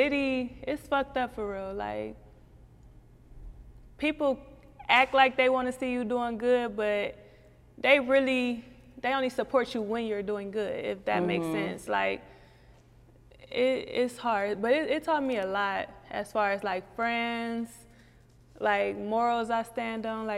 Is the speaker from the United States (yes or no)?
yes; Cleveland, Ohio, United States; St. Clair, Long Street, I'm really from like two hoods. Like I grew up in the 10th Ward, that's like a part of St. Clair